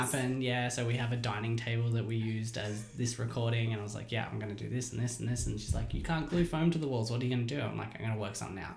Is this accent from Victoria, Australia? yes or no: no; Hilltop, New South Wales, Australia; I grew up in Hilltop, um, and it was you know pretty safe, small place